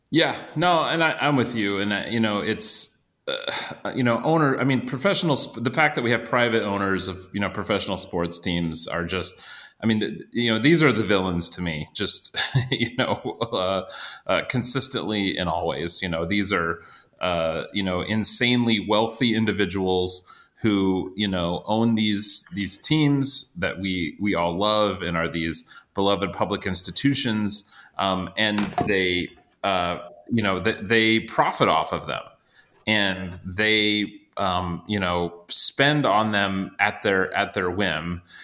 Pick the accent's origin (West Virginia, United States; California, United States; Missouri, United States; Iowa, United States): Iowa, United States; I grew up in Iowa, but my extended family is all kind of from the St. Louis area